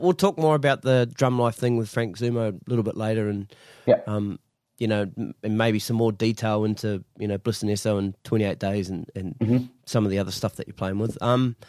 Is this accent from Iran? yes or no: no; New Zealand; I know what you mean too, because being a New Zealander, everyone's my bro.